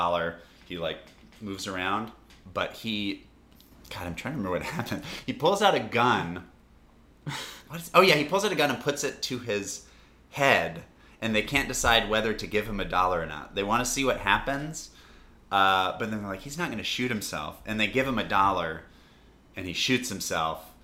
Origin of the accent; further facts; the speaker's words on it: North Carolina, United States; in North Carolina in my hometown